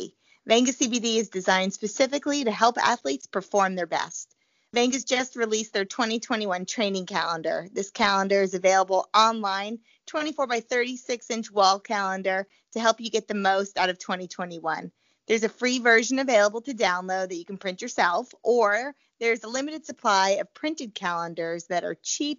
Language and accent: English; New Jersey, United States; also born or lived in Missouri; But, like, you know, I grew up in New Jersey. I know how to drive in the snow. But even when I lived in Missouri, people drive like morons.